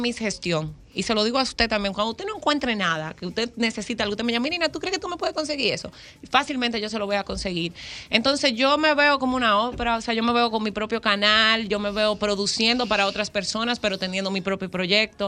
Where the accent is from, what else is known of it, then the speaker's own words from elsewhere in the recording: Higüey, La Altagracia, Dominican Republic; yo nací, fui criada, nacida en Higüey